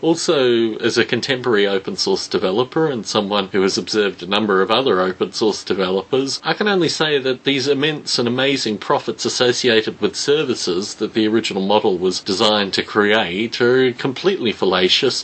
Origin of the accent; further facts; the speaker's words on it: Australia; Growing up in Australia